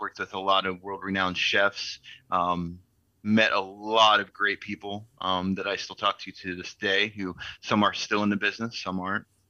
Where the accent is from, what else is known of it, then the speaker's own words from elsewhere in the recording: Blacksburg, Virginia, United States; I grew up in Blacksburg